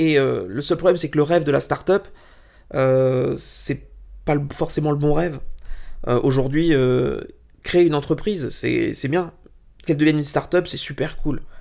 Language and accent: French; Italy; Alors, pour t'expliquer, euh, je, alors je suis italien, j'ai énormément de famille en Italie